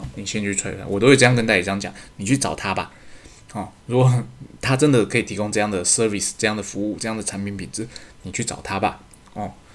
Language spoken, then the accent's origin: Chinese; Taiwan; 身为台湾人的自卑感